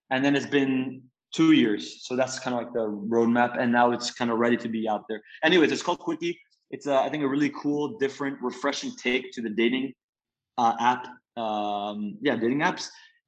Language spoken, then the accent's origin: English; Belgium; also born or lived in Italy; So I'm Italian American. I'm 22. I was born in Italy, but I was raised most of my life in Belgium.